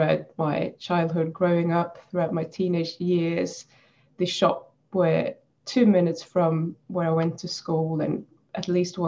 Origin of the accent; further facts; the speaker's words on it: Sweden; now in New Zealand; I'm in New Zealand now, but I'm Swedish from the beginning. So I grew up in Sweden